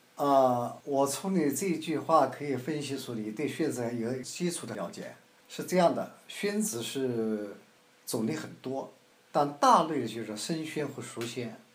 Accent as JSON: {"language": "Chinese", "town": "Xuancheng", "region": "Anhui", "country": "China", "tie": "born or raised there", "also_born_or_lived": "Shanghai", "said": "我的家乡在宣城，安徽宣城"}